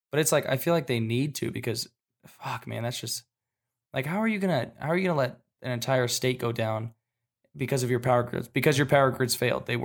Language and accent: English; Washington, United States; also born or lived in Japan; I grew up I grew up in Washington for a little bit, and like I've been back there driving in the snow, and in Japan I drove in the snow